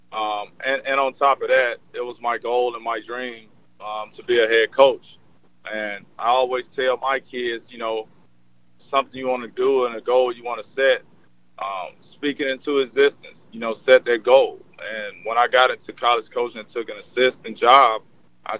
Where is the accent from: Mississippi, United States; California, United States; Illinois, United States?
Mississippi, United States; Jackson; I'm from Jackson, you know, so that's big for my city, the city I grew up